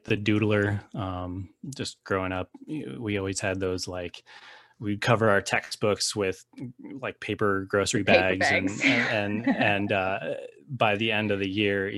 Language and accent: English; Littleton, Colorado, United States; moved away as an adult; also born or lived in Denver, Colorado; now in Los Angeles, United States; I currently live in Los Angeles, California, but I was born and raised in Denver, Colorado, a little sub area named Littleton. That's where I grew up.